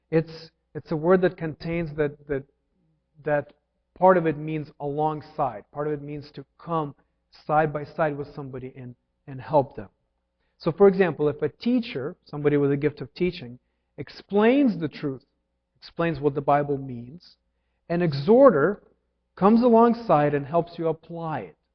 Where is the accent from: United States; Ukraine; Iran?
Ukraine; English is a second language; When I was learning to drive, um, I came from Ukraine, married Jillian without a license